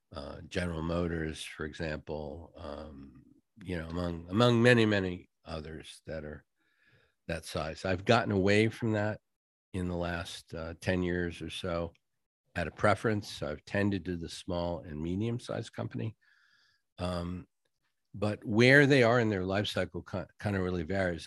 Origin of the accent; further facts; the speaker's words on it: New England, United States; moved away; I'm from New England originally